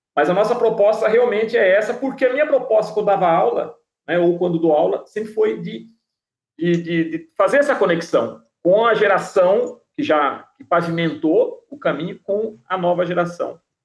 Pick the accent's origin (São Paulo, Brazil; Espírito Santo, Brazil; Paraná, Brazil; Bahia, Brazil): São Paulo, Brazil; Piracicaba; Piracicaba, cidade onde nasci